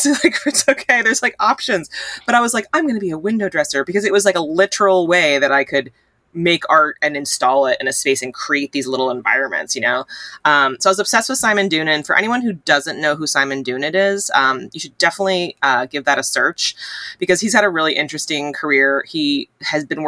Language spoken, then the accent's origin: English; tri-state area, United States; growing up in the Tri-State area, I went, my dad works in Manhattan